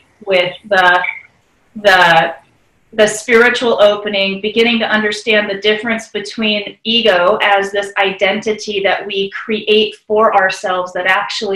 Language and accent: English; Bend, Oregon, United States; in Bend, Oregon, in my hometown